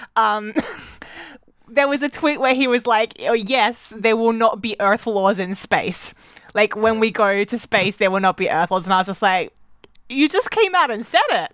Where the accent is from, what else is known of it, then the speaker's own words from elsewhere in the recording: Australia; moved away; growing up in Australia